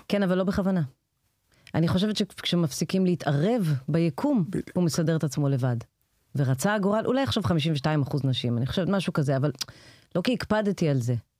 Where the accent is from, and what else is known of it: Israel